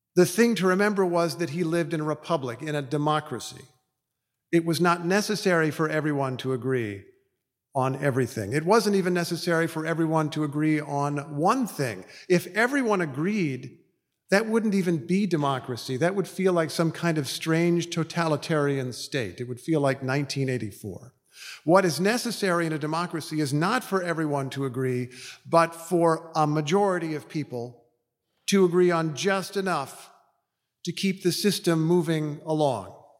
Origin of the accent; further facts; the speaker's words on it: Indiana, United States; mostly in my home state of Indiana